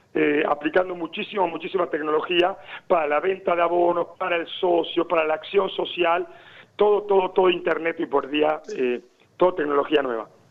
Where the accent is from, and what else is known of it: Argentina; now in Lorca, Spain